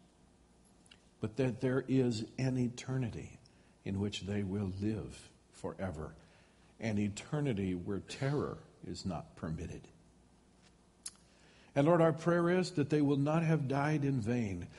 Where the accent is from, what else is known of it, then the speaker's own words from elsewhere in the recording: United States; as American citizens, as people that God has placed in this country